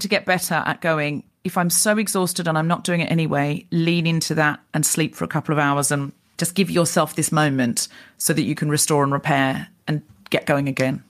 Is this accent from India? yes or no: no; Australia; moved away as an adult; I'm Australian.